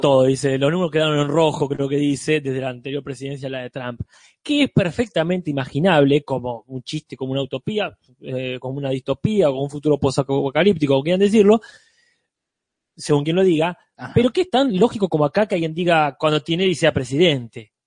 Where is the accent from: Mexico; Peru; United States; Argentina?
Argentina; Nosotros como argentinos